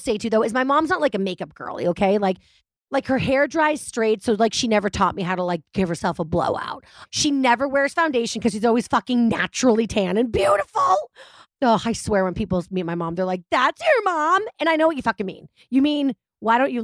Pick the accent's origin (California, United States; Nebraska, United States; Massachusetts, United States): Massachusetts, United States; I was brought up in Massachusetts